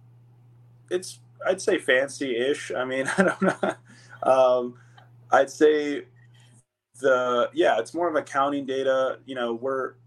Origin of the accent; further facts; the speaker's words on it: Ohio, United States; now in Phoenix, United States; Actually was born and raised in Ohio